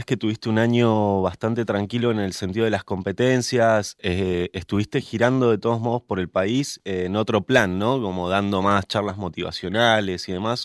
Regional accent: Mendoza, Argentina; yo como mendocino que soy

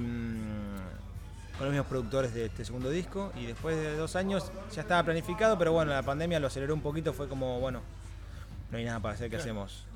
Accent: Mar del Plata, Buenos Aires Province, Argentina; now in Barcelona, Spain; los que somos de Mardel o de interior

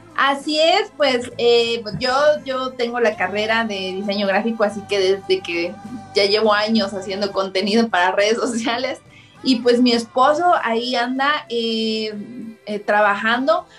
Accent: central Chiapas, Mexico; Yo soy del centro de Chiapas

